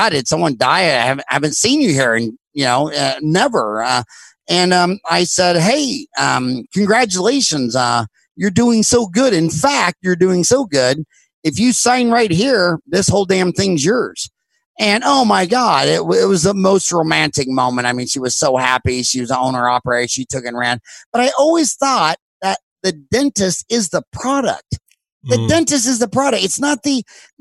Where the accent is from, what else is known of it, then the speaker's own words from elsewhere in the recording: Kansas, United States; moved away as an adult; now in Phoenix, United States; growing up in Kansas